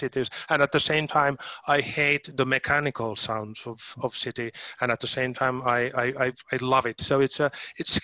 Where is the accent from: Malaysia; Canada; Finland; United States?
Finland; Helsinki, Uusimaa; my home city, my home country. Helsinki is by the sea.